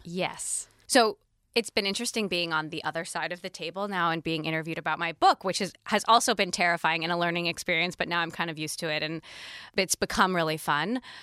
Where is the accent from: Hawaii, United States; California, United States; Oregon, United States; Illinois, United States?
Hawaii, United States; Kailua; I lived on Oahu and was born and raised in a town called Kailua